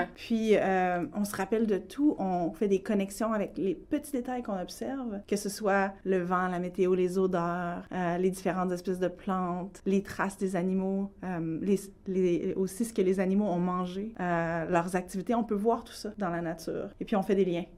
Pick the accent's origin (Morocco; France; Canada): Canada; Quebec City, Quebec; moved away as an adult; also born or lived in Mashteuiatsh / Hawaii; je suis née dans le coin de Québec. Je suis membre aussi de la communauté Innu de Mastoyache